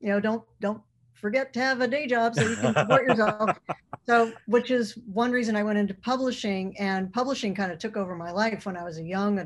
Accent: Boston, Massachusetts, United States; I grew up in, I was born in Boston. I was born in Boston, Mass

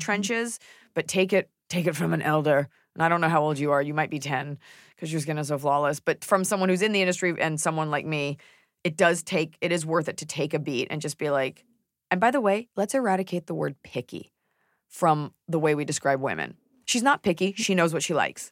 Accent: Texas, United States; I am a Texan

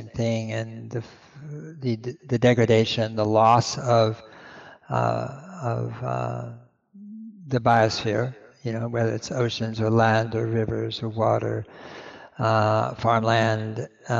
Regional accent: Berkeley, California, United States; also born or lived in San Mateo County, California; I grew up in Berkeley, California

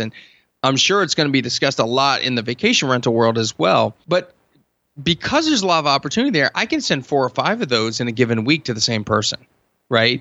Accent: Hershey, Pennsylvania, United States; I'm from Hershey

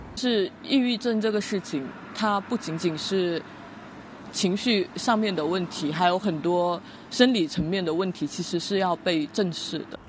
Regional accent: Guangdong, China; 我从小在草上历史长大

